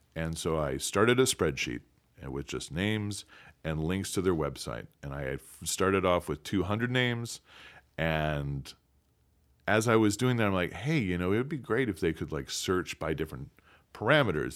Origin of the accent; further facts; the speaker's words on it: DeKalb, Illinois, United States; I'm from DeKalb, Illinois, uh, where Northern Illinois University is